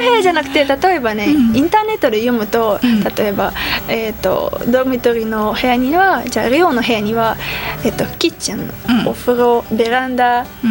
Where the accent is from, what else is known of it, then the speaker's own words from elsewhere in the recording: Uzbekistan; Japanese is a second language; moved away as an adult; also born or lived in Tashkent; now in Japan; ウズベキスタンから来ました